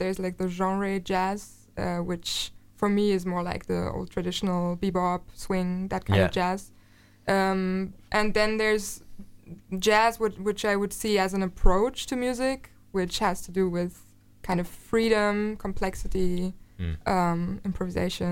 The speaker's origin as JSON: {"language": "English", "country": "Germany", "tie": "born or raised there", "said": "I was born and raised in Germany"}